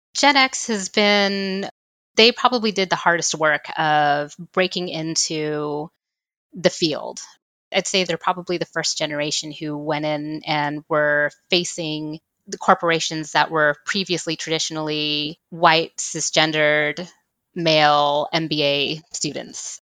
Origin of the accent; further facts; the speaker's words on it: Texas, United States; I'm just from Texas